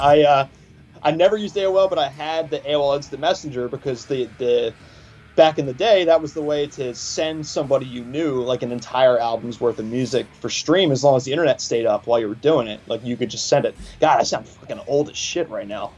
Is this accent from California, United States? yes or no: no; Philadelphia, Pennsylvania, United States; moved away as an adult; also born or lived in Washington State; I spent my childhood in uh, in uh, Holmesburg, kind of Tarsville Common area